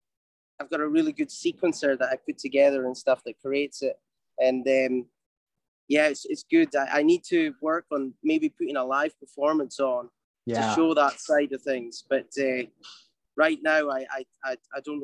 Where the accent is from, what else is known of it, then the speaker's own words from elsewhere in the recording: Highlands of Scotland, United Kingdom; now in Los Angeles, United States; my growing up in Scotland, where I'm from, the Highlands of Scotland.